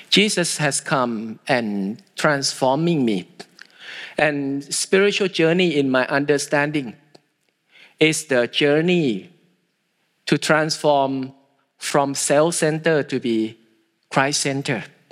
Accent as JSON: {"language": "English", "country": "Thailand", "said": "I am from Thailand"}